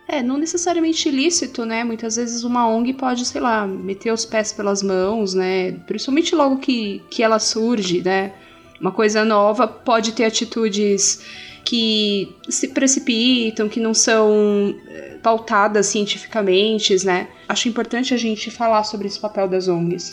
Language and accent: Portuguese; São Paulo, Brazil; moved away as an adult; now in Minas Gerais, Brazil; eu sou de São Paulo e estou em Minas há pouco tempo